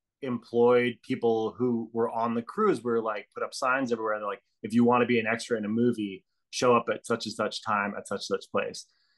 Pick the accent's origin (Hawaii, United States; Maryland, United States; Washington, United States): Hawaii, United States; also born or lived in Australia; But, I grew up in Hawaii and Australia. And then when I came back to America, I came back to the, you know, the mainland, and I moved to New York.